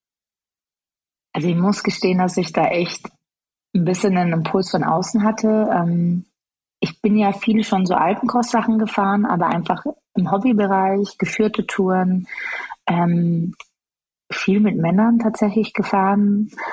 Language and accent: German; Chemnitz, Saxony, Germany; ich bin äh, in Chemnitz geboren